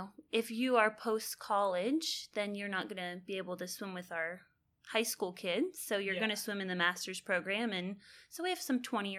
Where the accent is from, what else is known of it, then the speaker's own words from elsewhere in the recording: California, United States; moved away as an adult; also born or lived in Nebraska; now in Texas, United States; I grew up in California.